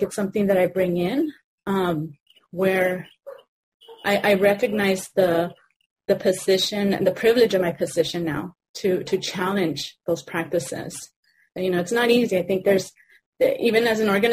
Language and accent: English; Los Angeles, California, United States; I grew up in Pico Union